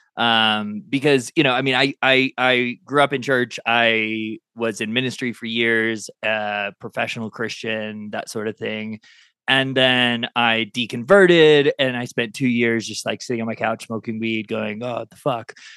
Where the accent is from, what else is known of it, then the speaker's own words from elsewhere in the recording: Kansas City, United States; I grew up in Kansas City